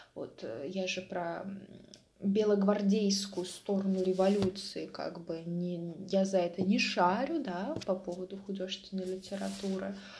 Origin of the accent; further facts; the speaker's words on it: Mtsensk, Oryol Oblast, Russia; moved away; я родилась в Амценске. Обалдеть. Я родилась в Амценске